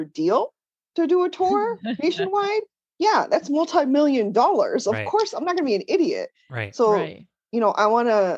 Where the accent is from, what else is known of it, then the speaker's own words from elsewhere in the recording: Danbury, Connecticut, United States; moved away; I grew up in Danbury, Connecticut